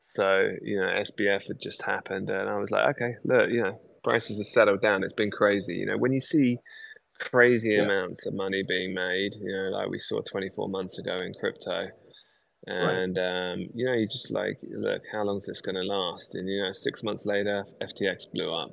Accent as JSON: {"language": "English", "country": "United Kingdom", "said": "as a Brit"}